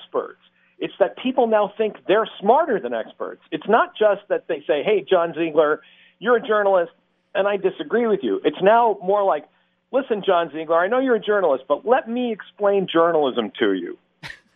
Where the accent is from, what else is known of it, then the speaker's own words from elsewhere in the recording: Massachusetts, United States; moved away; I grew up in Massachusetts